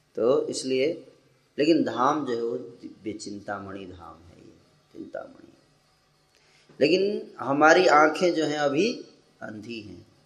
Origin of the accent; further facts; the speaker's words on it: Bihar, India; moved away; जब बचपन में हम लोग तो बिहार में थे